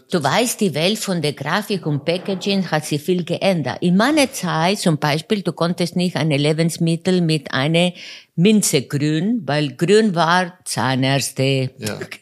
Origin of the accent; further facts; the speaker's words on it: Buenos Aires, Argentina; German is a second language; moved away as an adult; geboren in Buenos Aires und dort bis äh, 26 Jahre äh, gewohnt